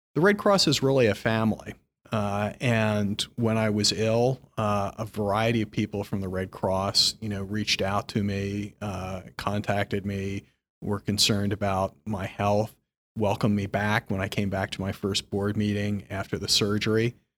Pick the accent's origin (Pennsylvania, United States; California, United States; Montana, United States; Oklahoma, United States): Pennsylvania, United States; Philadelphia; moved away as an adult; also born or lived in Hartford, Connecticut; now in New York, United States; I grew up in Philadelphia, not so far from New York.